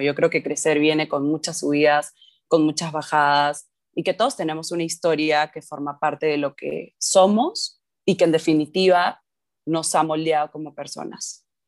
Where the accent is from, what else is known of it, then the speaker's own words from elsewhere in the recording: Lima, Peru; crecí en Lima, en Perú